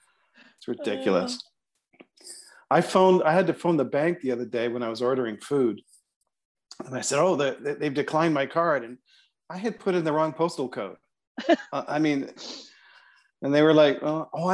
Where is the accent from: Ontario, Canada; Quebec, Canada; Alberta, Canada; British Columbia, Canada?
Ontario, Canada; Toronto